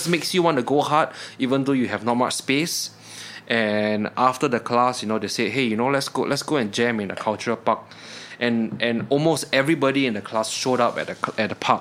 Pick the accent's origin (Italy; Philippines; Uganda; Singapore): Singapore; I'm from Singapore